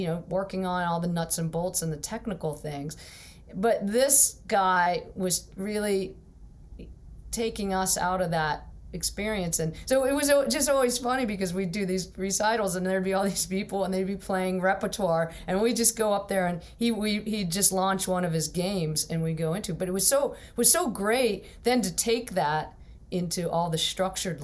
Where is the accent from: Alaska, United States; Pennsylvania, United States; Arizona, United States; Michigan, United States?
Pennsylvania, United States; Pittsburgh; I'm from Pittsburgh